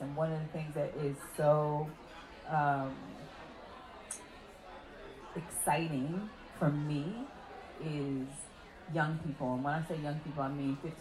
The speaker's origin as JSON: {"language": "English", "town": "New York City", "region": "New York", "country": "United States", "tie": "born or raised there", "said": "I was born on Decatur Street"}